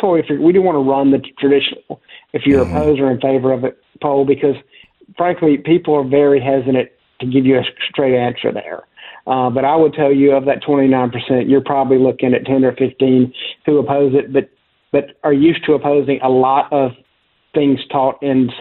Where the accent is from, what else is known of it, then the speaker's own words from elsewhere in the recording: South Carolina, United States; I grew up in South Carolina